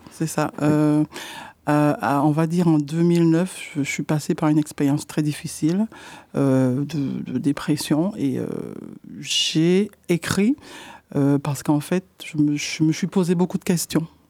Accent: Martinique; now in Poitiers, France; je suis de la Martinique, en fait, et, euh, depuis deux mille quinze, euh, j'habite, euh, sur Poitiers

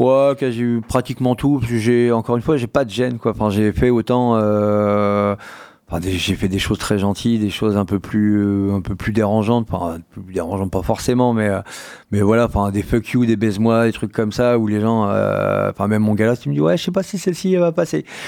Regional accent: Poitiers, Nouvelle-Aquitaine, France; je suis né à Poitiers, cité d'urgence, enfin, la cité et compagnie.

